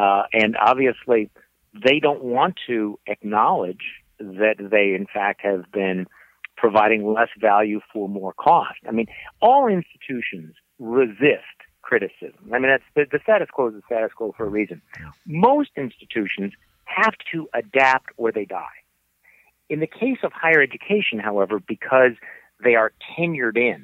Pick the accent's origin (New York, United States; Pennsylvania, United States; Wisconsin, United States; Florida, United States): Wisconsin, United States; I went to one big university here in my home state of Wisconsin